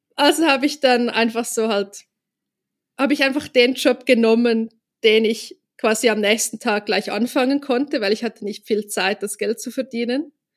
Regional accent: Zurich, Switzerland; in einem Vorbereitungskurs für die Kunsthochschule bei uns in Zürich

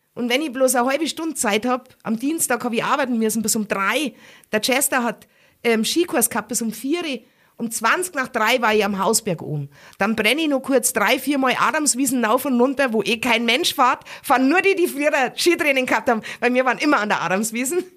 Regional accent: Garmisch-Partenkirchen, Bavaria, Germany; meine Familie aus Pattenkirchen

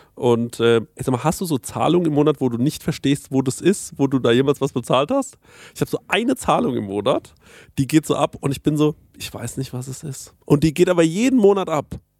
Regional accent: Spessart, Germany; unser Spessart

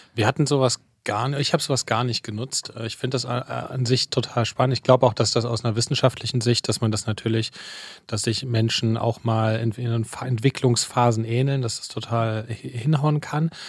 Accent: Leipzig, Saxony, Germany; moved away; Fine und ich, wir kommen ja beide aus Leipzig. Wir haben uns ja, das können wir irgendwann nochmal erzählen, wir haben uns ja in der, in der, in der Schule tatsächlich kennengelernt

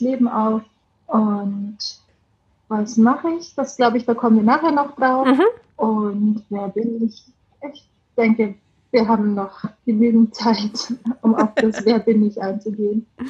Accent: Bavaria, Germany; accent: Bavarian; moved away as an adult; now in Heimsheim, Germany; Wie man vom Dialekt her vielleicht hört, ich komme aus Bayern

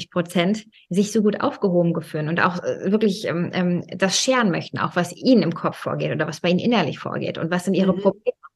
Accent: Germany; ich meine, ich bin ja in Deutschland aufgewachsen

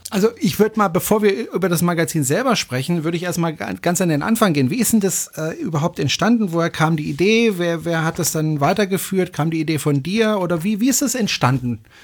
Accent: France; now in Germany; ich bin ja auch Franzose

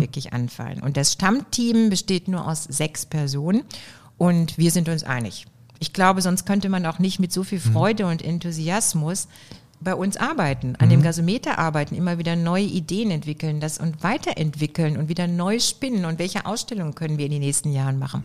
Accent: Oberhausen, North Rhine-Westphalia, Germany; born or raised there

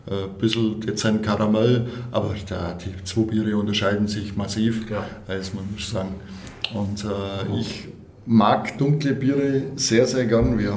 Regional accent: Gundelfingen, Germany; born there; am anderen Standort, äh, in meinem Geburtsort in Gundelfingen.

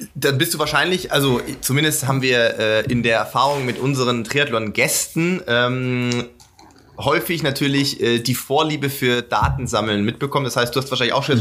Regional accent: Sindelfingen, Baden-Württemberg, Germany; ich komme aus Sindelfingen, äh, bin quasi in, bei Stuttgart aufgewachsen

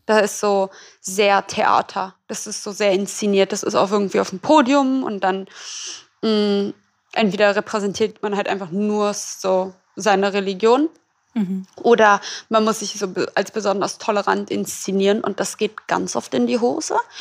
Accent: Berlin, Germany; ich komme ja aus Berlin

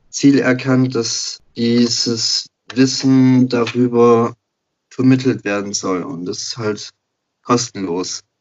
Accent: Baden-Württemberg, Germany; Also, ähm … komme aus der Nähe von Stuttgart, werde jetzt im März 28

